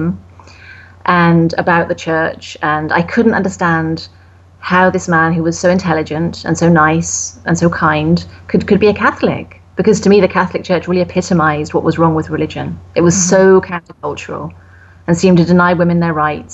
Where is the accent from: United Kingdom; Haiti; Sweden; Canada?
United Kingdom; I'm British